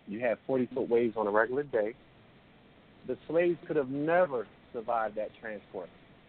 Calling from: Philadelphia, Pennsylvania, United States; I'm just calling. I'm calling from Philly, actually.

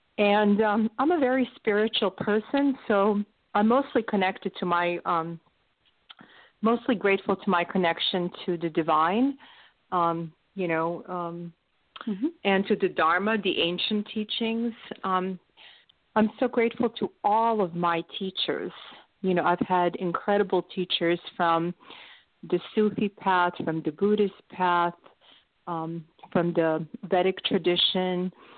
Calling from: Palo Alto, California, United States; from Palo Alto, California. So happy to be here with you.

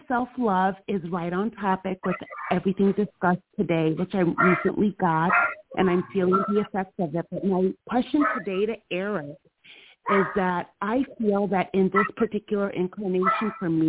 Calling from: Georgia, United States; I'm in Georgia.

